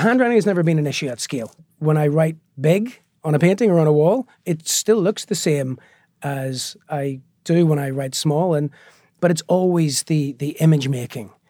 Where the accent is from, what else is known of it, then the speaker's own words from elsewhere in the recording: Belfast, Northern Ireland, United Kingdom; moved away as an adult; also born or lived in New York; the Belfast that I grew up on was a very violent place